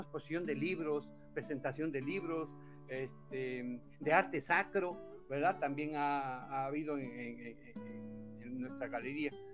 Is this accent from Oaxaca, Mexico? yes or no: yes; Oaxaca, Mexico; also born or lived in Puebla; Claro, tengo toda mi vida aquí en Oaxaca